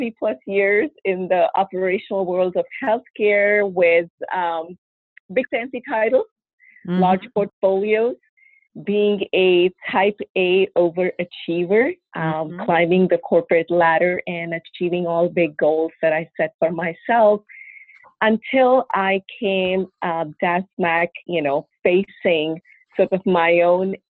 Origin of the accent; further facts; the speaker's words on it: India; moved away as an adult; also born or lived in Russia; now in United States; I was born in India, and I grew up mostly in India my early years. My dad was in Navy, so we traveled quite a bit through the country growing up.